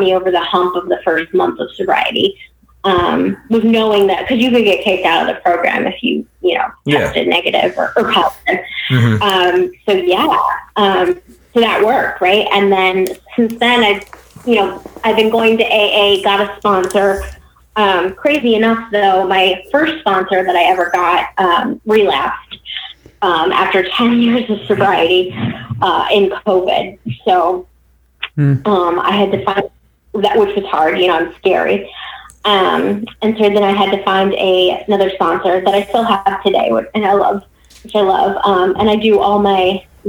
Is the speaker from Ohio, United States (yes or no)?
yes; Cleveland, Ohio, United States; moved away as an adult; also born or lived in San Diego / Florida / Virginia; I left Virginia and moved back to my hometown of Cleveland